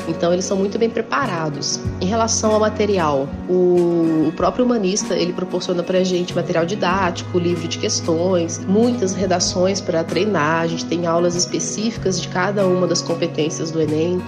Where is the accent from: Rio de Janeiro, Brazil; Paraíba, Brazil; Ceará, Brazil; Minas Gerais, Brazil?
Minas Gerais, Brazil; Ouro Preto; eu sou natural daqui da cidade de Ouro Preto